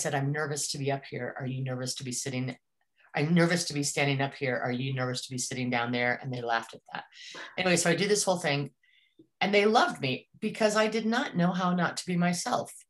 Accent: Colorado, United States; moved away as an adult; also born or lived in Northwest; I grew up mostly in Colorado

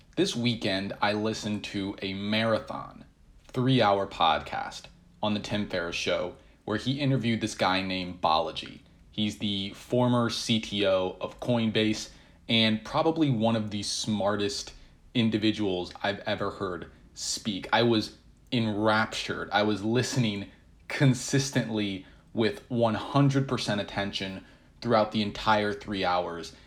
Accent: United States; I still feel very American at heart

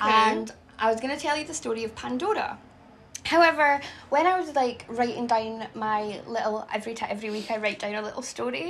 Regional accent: Glasgow, Scotland, United Kingdom; Being Glaswegian.

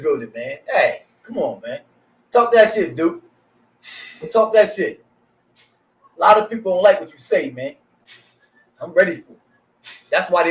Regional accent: Salem, New Jersey, United States; all the years I've been growing up in Salem

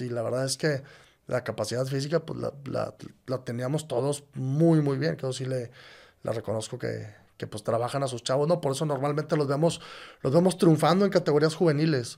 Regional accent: Monterrey, Nuevo León, Mexico; yo nací aquí en Monterrey.

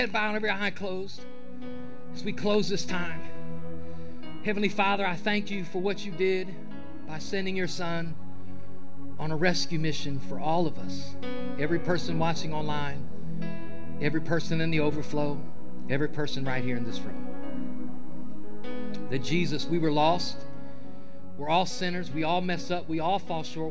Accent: Ohio, United States; moved away; I'm from Ohio. I am a Buckeye fan.

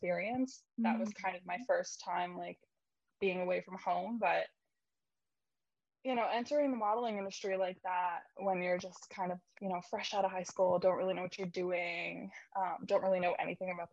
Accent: Philadelphia, Pennsylvania, United States; I'm from Philadelphia, Pennsylvania

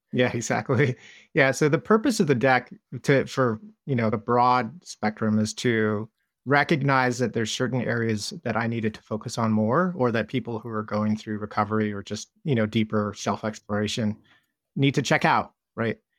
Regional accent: Southern California, United States; I grew up in Southern California

